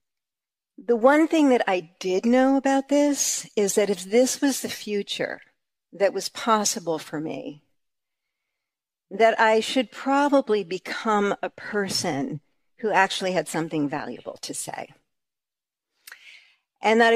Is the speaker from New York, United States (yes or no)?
yes; New York, United States; we're from New York